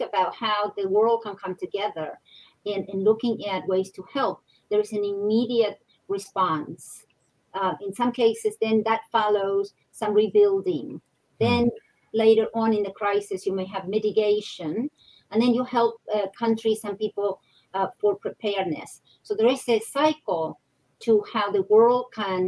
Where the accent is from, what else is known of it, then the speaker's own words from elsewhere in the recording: Argentina; I come from Argentina